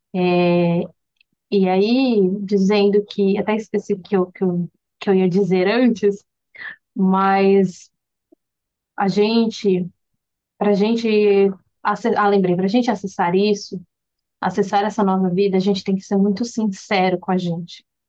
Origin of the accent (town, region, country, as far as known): Brazil; moved away